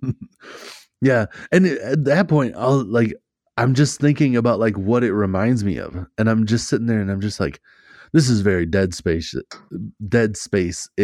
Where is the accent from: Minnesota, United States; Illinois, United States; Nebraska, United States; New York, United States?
Minnesota, United States; I'm Minnesotan for sure